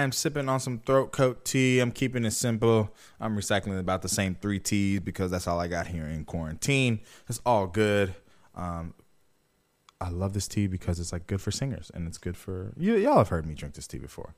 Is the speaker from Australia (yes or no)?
no; Jamaica; I'm Jamaican